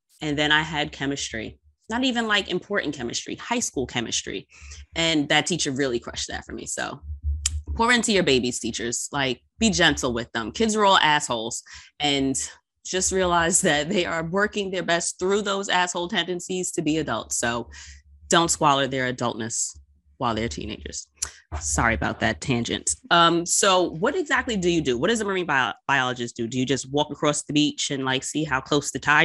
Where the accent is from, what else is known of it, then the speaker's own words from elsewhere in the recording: New York, United States; I'm from New York